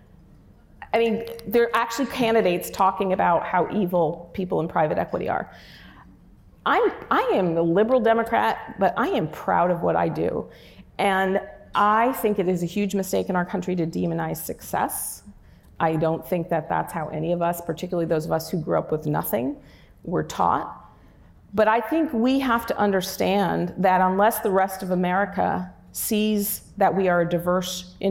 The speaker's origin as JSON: {"language": "English", "town": "Newburgh", "region": "New York", "country": "United States", "tie": "born or raised there", "said": "my hometown, which is Newburgh, New York, which is a very economically depressed area"}